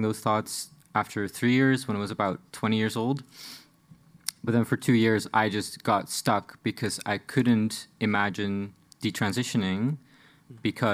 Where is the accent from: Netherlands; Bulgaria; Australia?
Netherlands; I'm from the Netherlands, but I grew up in a small city on the outskirts of the Dutch Bible Belt.